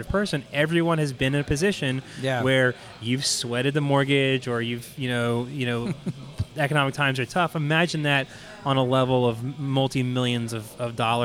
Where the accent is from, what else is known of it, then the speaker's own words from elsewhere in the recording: Houston, Texas, United States; I'm a born and bred Texan. I was born in Houston. I've, you know, lived here most of my life.